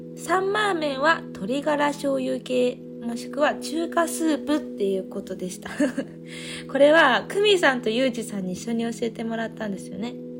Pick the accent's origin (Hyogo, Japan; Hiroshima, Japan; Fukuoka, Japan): Fukuoka, Japan; moved away as an adult; also born or lived in Nerima, Tokyo; 私は福岡出身なので